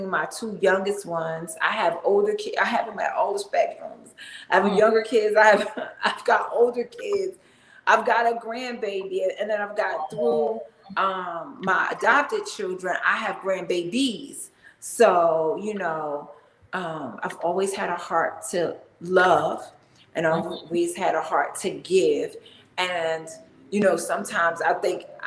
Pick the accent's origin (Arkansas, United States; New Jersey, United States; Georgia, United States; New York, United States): New Jersey, United States; North; moved away as an adult; also born or lived in Washington DC metro area (DMV) / Greensboro, North Carolina; now in Atlanta, United States; I hail from North New Jersey, and I spent half my life there